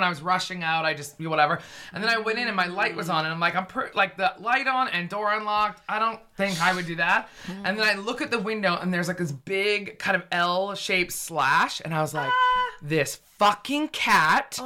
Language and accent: English; Vancouver, British Columbia, Canada; moved away as an adult; also born or lived in Toronto; now in London, United Kingdom; I'm from Vancouver